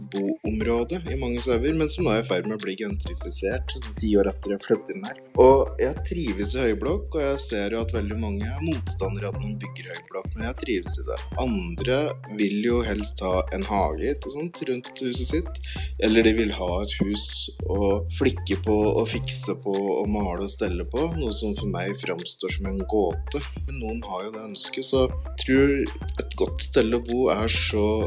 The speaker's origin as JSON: {"language": "Norwegian", "town": "Veldre", "region": "Innlandet", "country": "Norway", "tie": "born or raised there", "moved": "yes", "lives_now": "Oslo, Norway", "said": "opprinnelig så vokste jeg opp i i ei bygd eh, nord for Brumunddal som heter Veldre"}